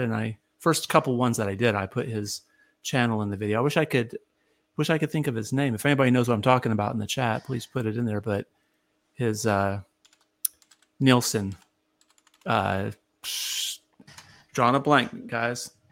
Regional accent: near Ithaca, upstate New York, United States; now in Nashville, United States; I'm originally from upstate New York. I grew up near Ithaca and uh, live in Nashville for the, for the, most of my life.

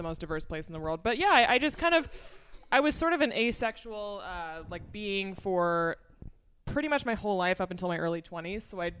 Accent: Omaha, Nebraska, United States; moved away; also born or lived in Northwest Missouri; I grew up in Nebraska. I grew up in the suburbs of Omaha, Nebraska, and I went to school in Northwest Missouri, which is actually smaller and more redneck than Nebraska.

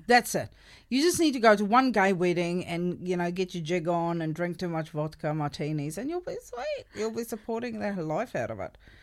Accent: South Africa; first language Afrikaans; English is a second language; I grew up in South Africa and I'm Afrikaans speaking

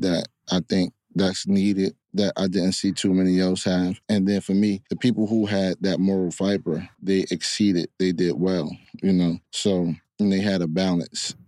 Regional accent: Hillside, New Jersey, United States; also born or lived in Newark; I was raised in Hillside.

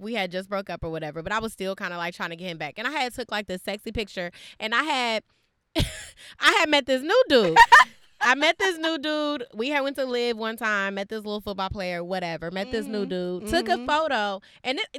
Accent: the Bay Area, California, United States; growing up in the Bay

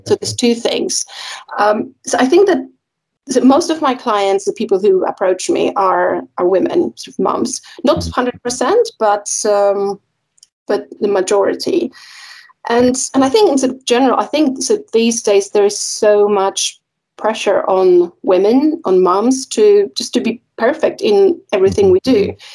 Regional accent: Poland; now in United Kingdom; I'm, I'm originally from Poland

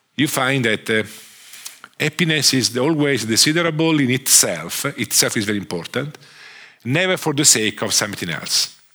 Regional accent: Italy; accent: Italian; English is a second language; I'm a, an economist from uh, from Italy. I'm Italian. Sorry for my accent

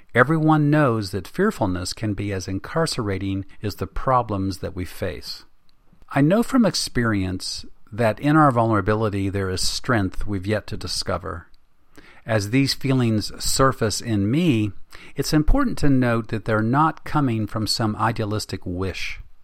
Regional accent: West Virginia, United States; my home state of West Virginia

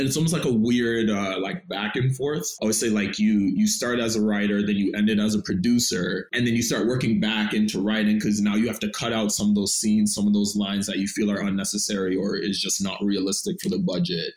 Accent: Toronto, Ontario, Canada; I'm originally from Scarborough, Malvern

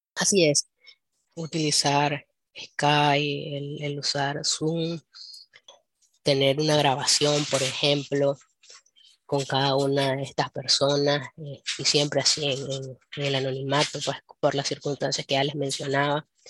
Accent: Nicaragua; como nicaragüense tenés

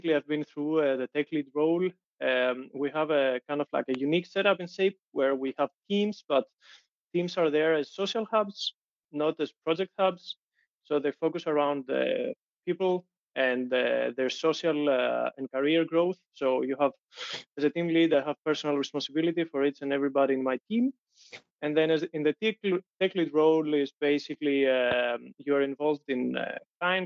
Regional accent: Greece; moved away as an adult; now in Denmark; I'm originally from Greece. I moved to Denmark 8 years ago to continue my studies.

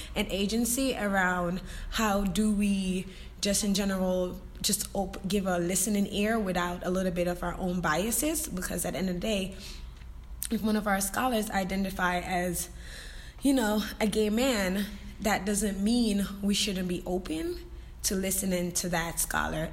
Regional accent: Jamaica; I'm Jamaican and in my culture that's taboo

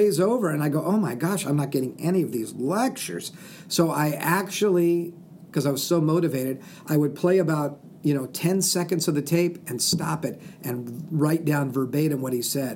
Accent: Southern California, United States; now in Spokane, United States; I'm from Southern California

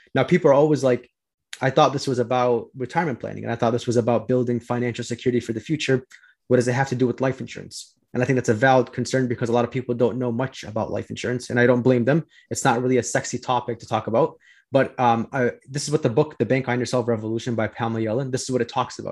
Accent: Chicago, Illinois, United States; I'm from Chicago

